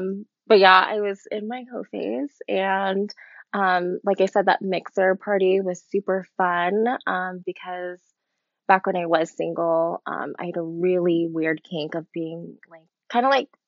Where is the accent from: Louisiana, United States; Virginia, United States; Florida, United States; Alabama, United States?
Louisiana, United States; born there; I was born in Louisiana. Most people don't think that I was born in Louisiana. They definitely think I'm a Cali girl.